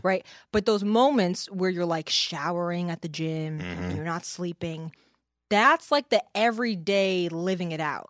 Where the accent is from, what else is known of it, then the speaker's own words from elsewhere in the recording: Kingston, New York, United States; moved away as an adult; now in New Jersey, United States; I grew up in Kingston, New York.